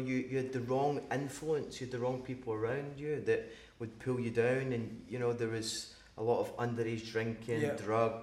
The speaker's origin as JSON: {"language": "English", "town": "Glasgow", "region": "Scotland", "country": "United Kingdom", "tie": "born or raised there", "said": "growing up in Glasgow"}